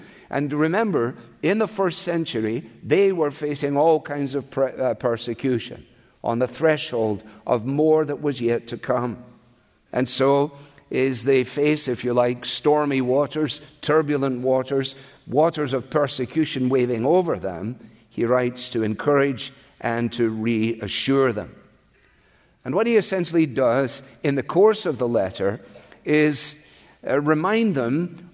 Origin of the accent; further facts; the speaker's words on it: Scotland, United Kingdom; now in United States; I am Scottish born, but I am also an American citizen